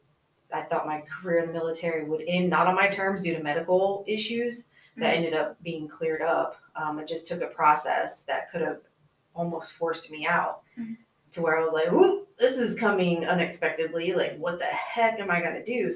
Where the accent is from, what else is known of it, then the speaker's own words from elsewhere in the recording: the South, United States; Being a woman growing up in the South